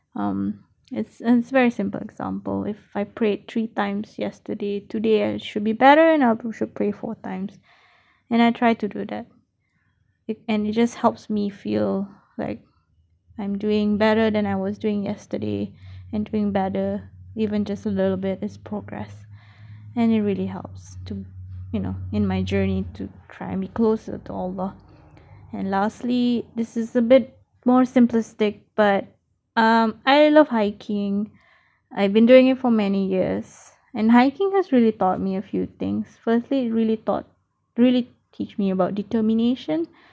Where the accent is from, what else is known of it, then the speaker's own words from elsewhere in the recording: Malaysia; now in Australia; I am a Malaysian currently based in Australia